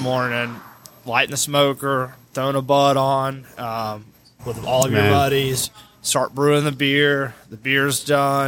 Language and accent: English; Chattanooga, Tennessee, United States; also born or lived in New Orleans; I grew up here on the Tennessee River